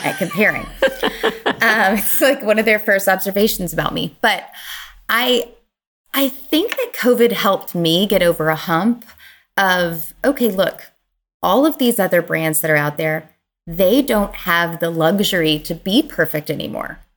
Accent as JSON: {"language": "English", "region": "Kentucky", "country": "United States", "tie": "born or raised there", "moved": "yes", "said": "in my home, the hometown where I grew up in Kentucky, which is a small town"}